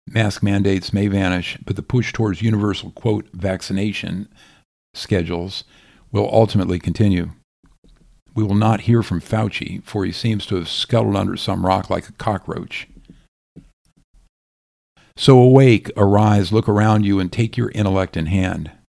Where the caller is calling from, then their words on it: Florida, United States; I am writing from Florida, and you might consider Texas, Tennessee, and Idaho as well.